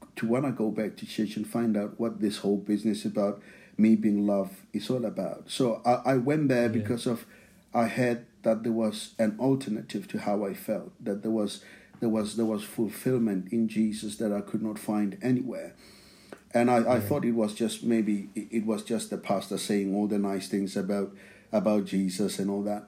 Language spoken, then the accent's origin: English; outskirts of Pretoria, Gauteng, South Africa; English is a second language; now in England; I grew up in South Africa. Now, the place that I grew up in, it's uh, it's in Pretoria, but it's not actually Pretoria. It's it's on the outskirts of Pretoria.